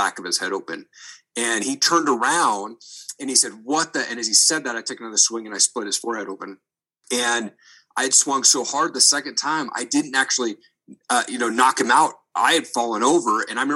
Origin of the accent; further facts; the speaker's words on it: Eastern Washington, United States; also born or lived in Seattle; I grew up in Eastern Washington